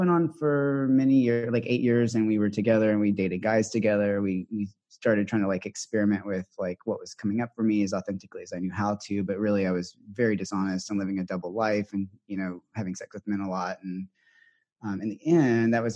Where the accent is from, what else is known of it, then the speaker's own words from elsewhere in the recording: the South, United States; now in San Francisco, United States; I was raised in the South